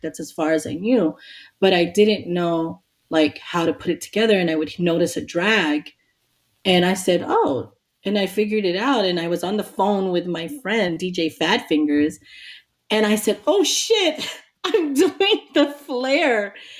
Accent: New York City, New York, United States; I grew up in Queens, New York

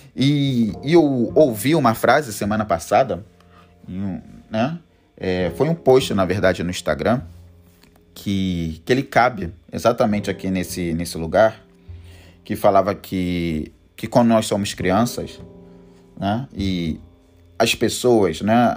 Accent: Rio de Janeiro, Brazil; eu sou carioca, sou do Rio de Janeiro

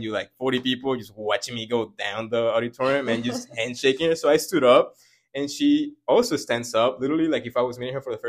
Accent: Venezuela; moved away; where I come from Venezuela

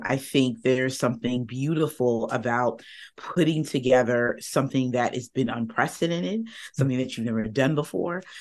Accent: Northern Virginia, United States; I am from Northern Virginia, right outside of DC.

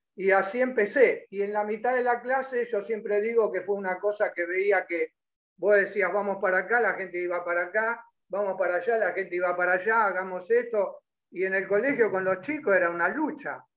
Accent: Caseros, Buenos Aires Province, Argentina; Yo, yo me crié en Caseros.

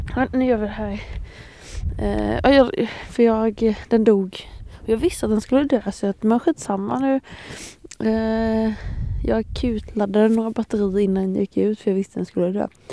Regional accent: Småland, Sweden; jag är ju smålänning

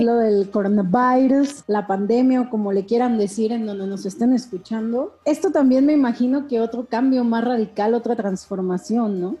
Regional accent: Mexico; como decimos aquí en México

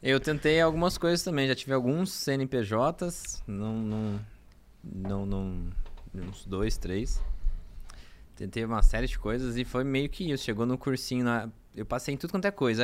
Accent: Franca, São Paulo, Brazil; moved away; also born or lived in Araraquara; eu sou de Franca

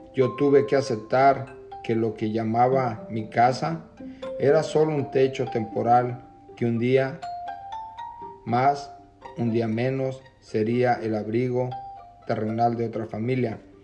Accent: Jalisco, Mexico; now in Camarillo, United States; Me encuentro en la ciudad de Camarillo, California. Soy del estado de Jalisco.

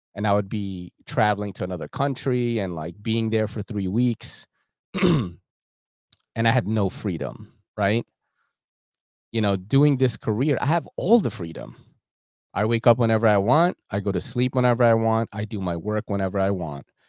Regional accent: New York, United States; I grew up in New York, like, and I'm Asian

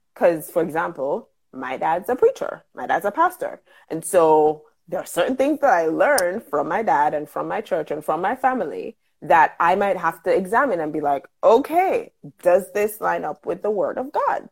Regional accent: Jamaica; I am a Jamaican living and working in Jamaica

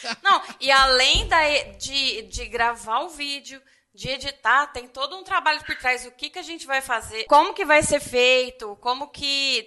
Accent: Ribeirão Preto, São Paulo, Brazil; eu sou de Ribeirão Preto e quem nasce aqui é Ribeirão Pretano

